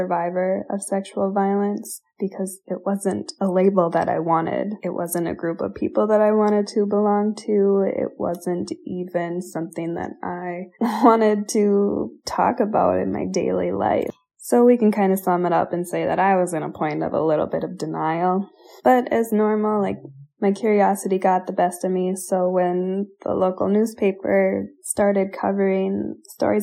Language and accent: English; Minnesota, United States; my home state of Minnesota